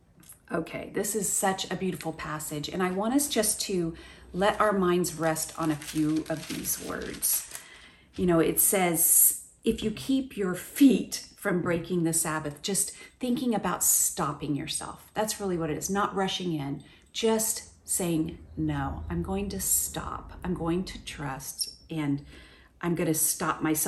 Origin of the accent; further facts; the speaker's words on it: Oklahoma, United States; moved away; the same tree that we had in my front yard growing up in Oklahoma